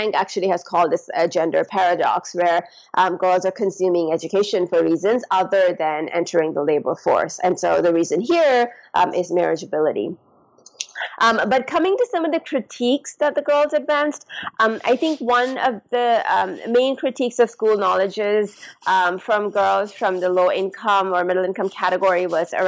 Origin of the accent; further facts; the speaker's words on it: Pakistan; moved away; I'm from Pakistan. And so I went back to the community where I grew up